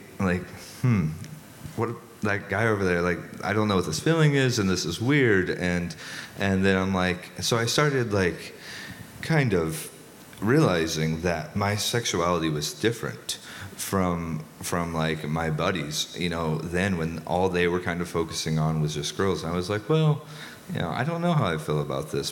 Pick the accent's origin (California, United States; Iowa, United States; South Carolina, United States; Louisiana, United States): Iowa, United States; New Virginia; I'm from South Central Iowa, New Virginia, Iowa